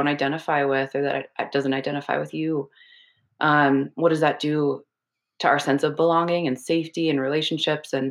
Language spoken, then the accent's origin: English; Minnesota, United States; I was brought up in Minnesota in a very white evangelical conservative family and community.